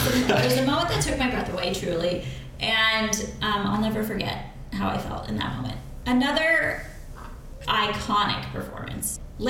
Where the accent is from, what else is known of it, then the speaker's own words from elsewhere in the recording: Connecticut, United States; I'm from a suburb of New York.